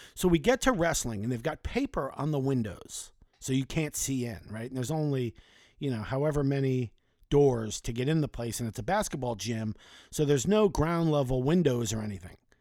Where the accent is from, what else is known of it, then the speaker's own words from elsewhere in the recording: South Florida, United States; growing up in South Florida